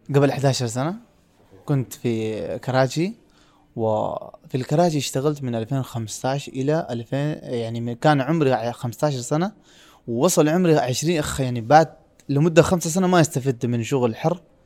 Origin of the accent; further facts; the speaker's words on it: Pakistan; Arabic is a second language; moved away as an adult; now in Riyadh, Saudi Arabia; انا من سافرت من باكستان الى دوله ثانيه